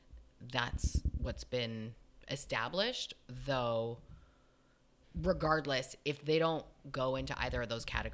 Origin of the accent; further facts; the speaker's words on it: Canada; we're both from Canada.